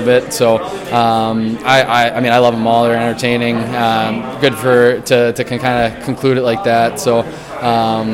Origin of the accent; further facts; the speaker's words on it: New England, United States; I'm from New England